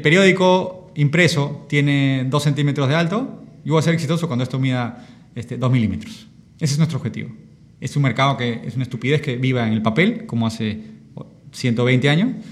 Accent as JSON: {"language": "Spanish", "region": "Lima", "country": "Peru", "tie": "born or raised there", "said": "Yo crecí aquí en Barranco, yo estudié en los Reyes Rojos"}